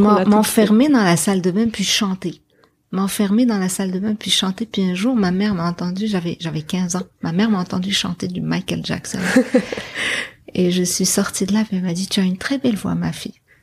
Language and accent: French; Casablanca, Casablanca-Settat, Morocco; moved away as an adult; now in Montreal, Canada; J'ai grandi à Casablanca. Puis euh, j'ai grandi dans le centre-ville de Casablanca